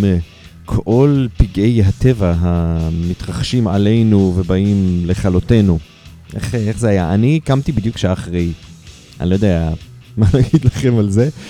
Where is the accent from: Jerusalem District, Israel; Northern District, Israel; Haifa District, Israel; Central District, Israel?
Haifa District, Israel; Haifa; אני מחיפה